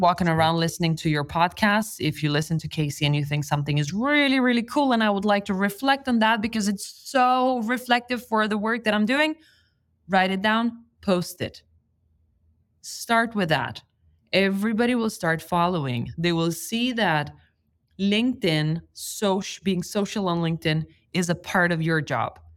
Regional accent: Lithuania; moved away; I come from Lithuania where it's socially not approved not to go to university.

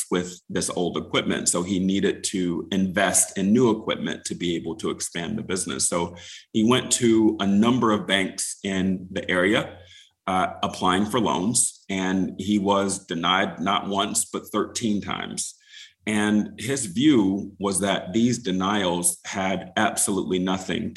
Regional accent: Wilmington, North Carolina, United States; moved away as an adult; also born or lived in Seattle / Charleston, South Carolina; I grew up in Wilmington, North Carolina, which is just a stone's throw away

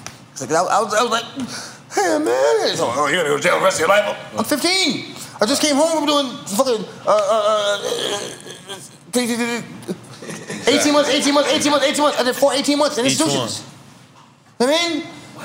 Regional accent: Yonkers, New York, United States; I'm from Yonkers

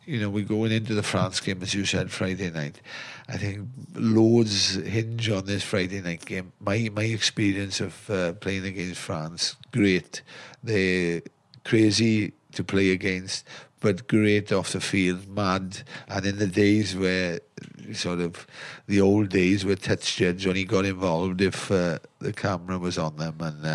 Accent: Wales, United Kingdom; We as Welsh people

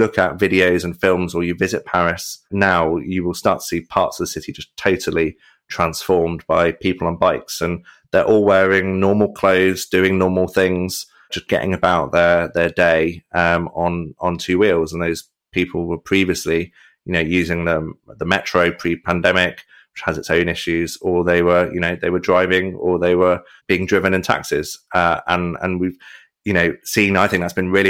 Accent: Coventry, West Midlands, United Kingdom; I'm from Coventry. I was born and bred in the city

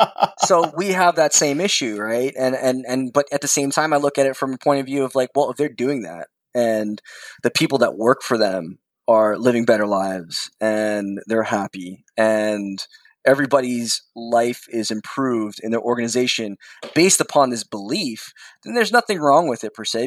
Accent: New York, United States; I'm a New Yorker through and through

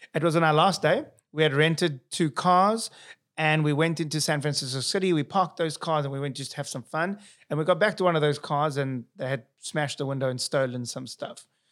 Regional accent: South Africa; accent: South African; moved away; here's my accent, South African.

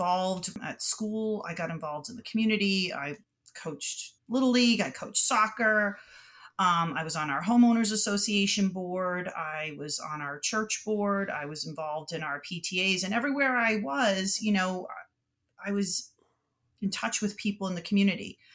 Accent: Boston, Massachusetts, United States; born and raised in Boston. I went to Boston Latin School for junior high and high school.

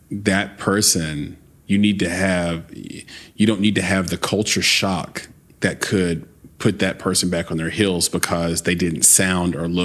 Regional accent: the South, United States; I grew up in the South, but I'm I grew up in the South as a biracial lesbian

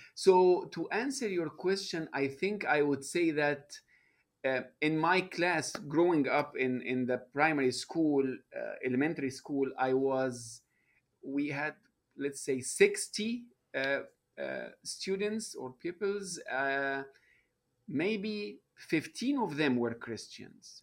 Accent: Egypt; moved away as an adult; now in United States; I, uh, was born and raised in Egypt

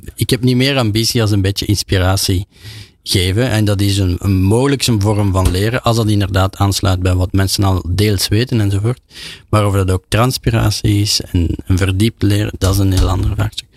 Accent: Belgium; als Belg

